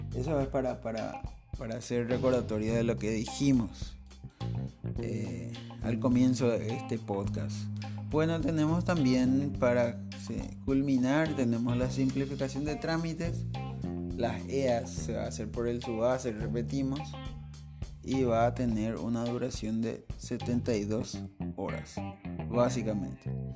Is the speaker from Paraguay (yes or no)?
yes; Paraguay